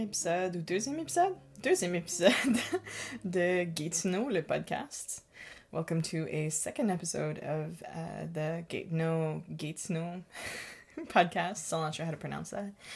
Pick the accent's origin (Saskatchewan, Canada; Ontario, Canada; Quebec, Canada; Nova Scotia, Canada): Quebec, Canada; Gatineau; I'm from Gatineau